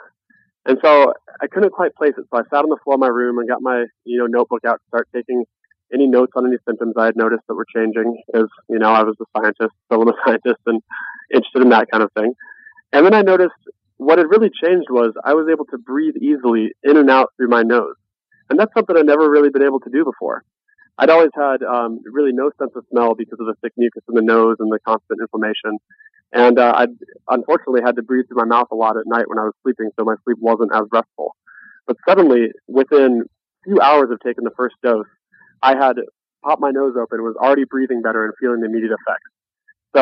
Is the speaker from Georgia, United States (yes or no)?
no; Nebraska, United States; I was born in Nebraska